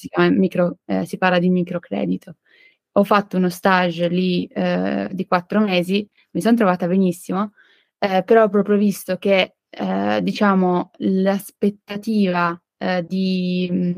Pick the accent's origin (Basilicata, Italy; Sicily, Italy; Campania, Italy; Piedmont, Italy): Piedmont, Italy; Turin; also born or lived in Nancy, France; vengo da Torino